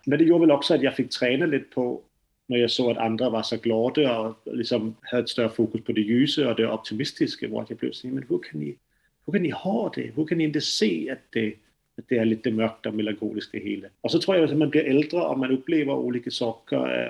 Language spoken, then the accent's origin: Swedish; Denmark; accent: strong Danish accent; Swedish is a second language; now in Sweden; jag är dansk, så mitt øh, svenska kommer att låta lite øh, annorlunda än, än det som ni pratar. Så jag har en väldigt stark dansk brytning på det